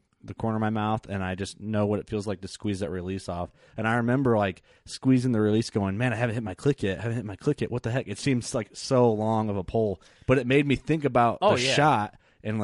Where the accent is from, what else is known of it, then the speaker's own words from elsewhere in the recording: Canada; Like we're Canadian.